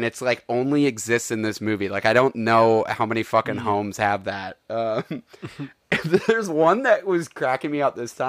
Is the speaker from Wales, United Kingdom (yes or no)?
no; London, United Kingdom; It's like, I am from London.